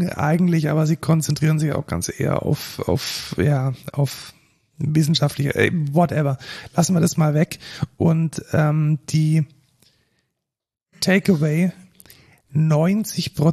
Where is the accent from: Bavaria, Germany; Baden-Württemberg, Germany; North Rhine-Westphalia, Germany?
Baden-Württemberg, Germany; Neckarsulm; moved away